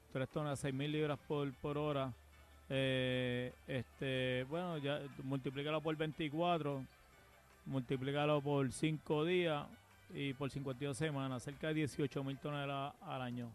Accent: Puerto Rico

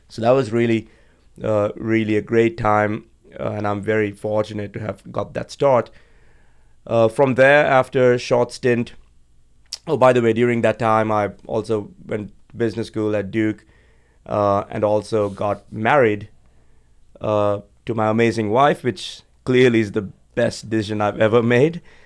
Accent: Sri Lanka; moved away as an adult; also born or lived in Georgia, United States; I was uh, born and raised in Sri Lanka, beautiful island on the other side of the world

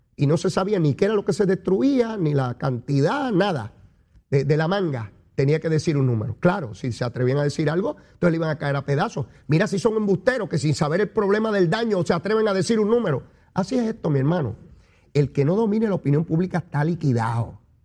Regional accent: Puerto Rico; Nosotros somos bravos, somos boricuas.

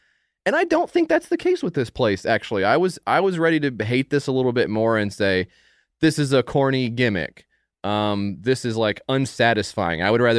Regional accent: Jamaica; moved away; I grew up in Jamaica

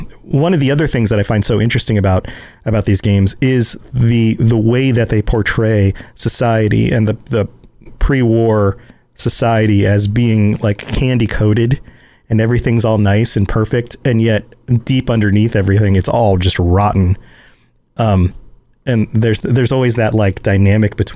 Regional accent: the South, United States; I'm from the South

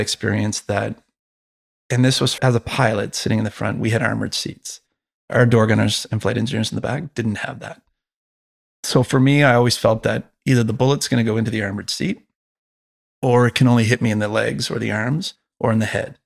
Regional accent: Canada; as a Canadian

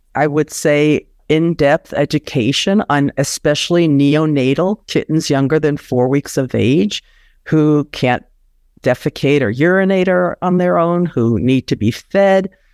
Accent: New York, United States; I grew up in New York

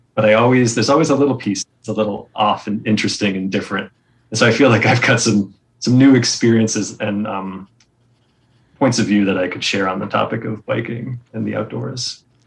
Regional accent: New England, United States; I grew up in New England in the Boy Scouts

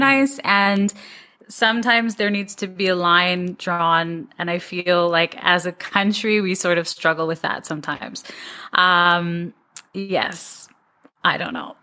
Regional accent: Toronto, Ontario, Canada; moved away as an adult; now in Dubai, United Arab Emirates; I'm from Toronto. I was born and raised there

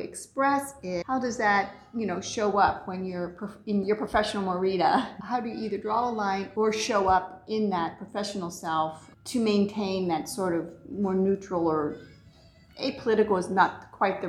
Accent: Ohio, United States; born or raised there

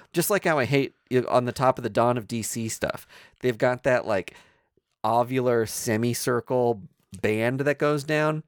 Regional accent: Kansas City, United States; we are from Kansas City, which toes the line between Kansas and Missouri.

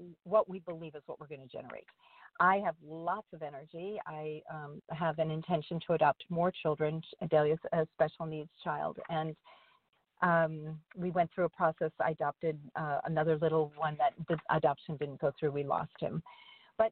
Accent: Minnesota, United States; I was born in Minnesota

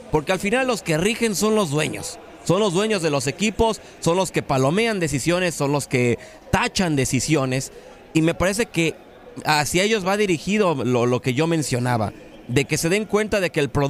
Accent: Mexico; Yo evidentemente hoy como mexicano y como aficionado quiero que avance México

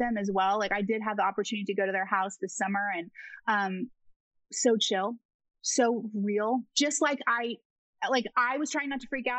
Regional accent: Oklahoma, United States; I was born and raised in Oklahoma

